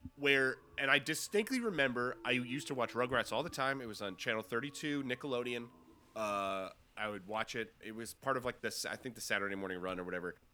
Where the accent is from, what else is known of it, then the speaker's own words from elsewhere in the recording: Cornwall, New York, United States; moved away; my hometown in New York, uh, in Cornwall, New York